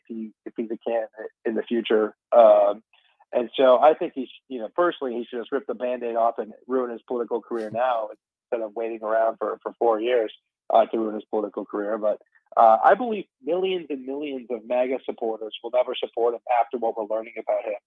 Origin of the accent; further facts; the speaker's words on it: Ripon, Wisconsin, United States; I was raised in Ripon, Wisconsin